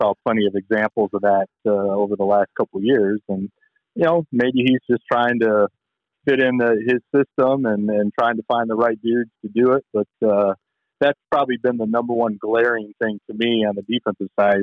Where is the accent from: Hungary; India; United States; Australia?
United States; Michigan; I grew up here in Michigan, so I've been a Lions fan my whole life